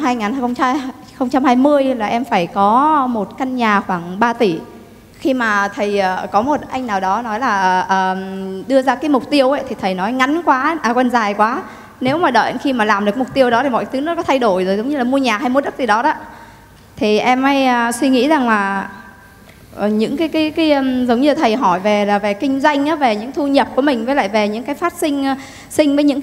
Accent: Thai Nguyen, Vietnam; now in Ho Chi Minh City, Vietnam; Dạ, quê của em ở Thái Nguyên.

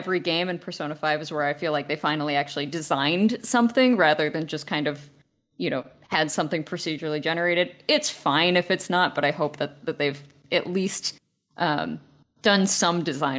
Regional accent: Texas, United States; Texas. Like okay. I went to.

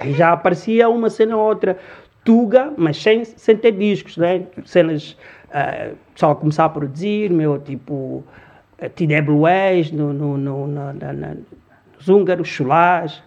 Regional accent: Luanda, Luanda Province, Angola; born or raised there; Portuguese is a second language; also born or lived in Congo; now in Lisbon, Portugal

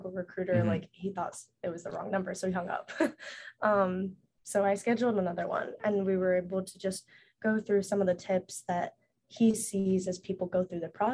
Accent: Knoxville, Tennessee, United States; moved away as an adult; also born or lived in China; now in Los Angeles, United States; I'm from Knoxville, Tennessee, but originally adopted from China

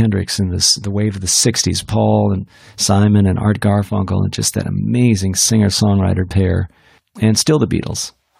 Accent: India; Well, I grew up in India, so I love Indian food.

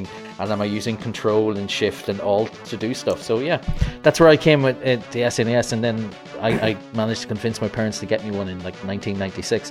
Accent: Ireland; I'm Irish

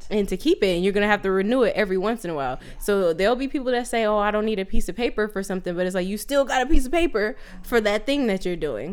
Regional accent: Southern California, United States; now in Sacramento, United States; we're originally from SoCal, and right now we're in NorCal, right now in Sacramento

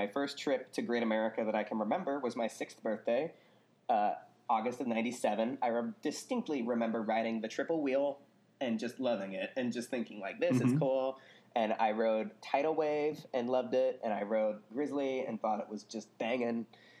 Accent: Scotts Valley, California, United States; also born or lived in Arizona; had lived in Arizona for a couple of years, actually, in the mid-90s, mm-hmm. and then we ended up back in Scotts Valley in 1997.

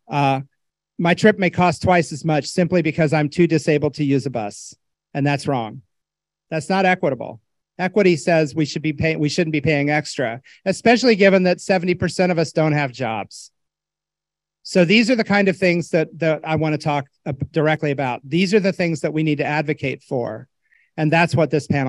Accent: Indiana, United States; I'm from Indiana

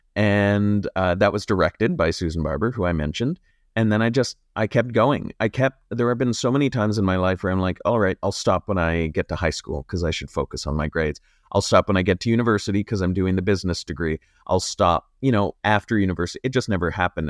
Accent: Sault Ste. Marie, Ontario, Canada; I'm from Sault Ste. Marie

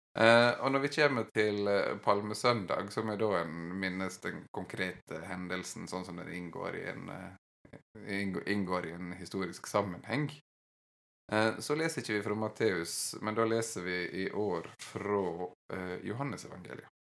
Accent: Western Norway, Norway; ikke noe jeg har vokst opp med på Vestlandet

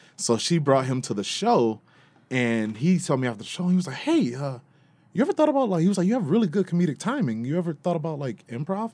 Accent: Detroit, Michigan, United States; I was born and raised in Detroit

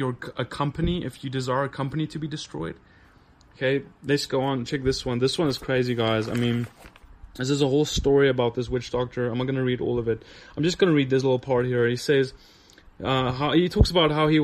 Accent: South Africa; But I grew up in South Africa, the tip of Africa

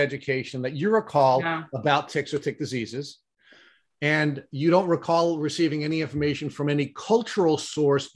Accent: New York, United States; as a New Yorker

